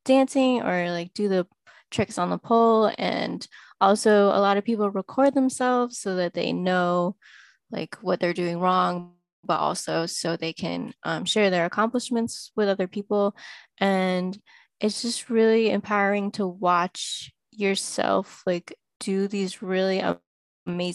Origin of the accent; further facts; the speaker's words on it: Syracuse, New York, United States; also born or lived in Jiangxi Province, China; now in Boston, United States; I grew up in like upstate New York around Syracuse